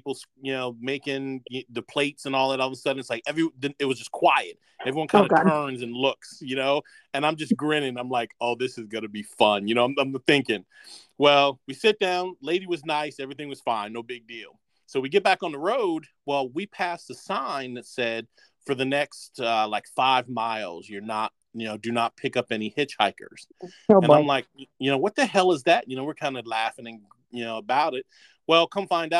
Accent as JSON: {"language": "English", "region": "South Carolina", "country": "United States", "said": "we're from South Carolina"}